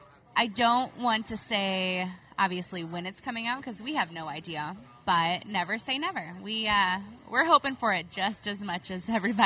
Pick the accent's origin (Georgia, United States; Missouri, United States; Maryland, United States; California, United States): Missouri, United States; St. Louis; moved away as an adult; also born or lived in Herculaneum, Missouri; now in Kansas City, United States; I am from St. Louis. Born and raised.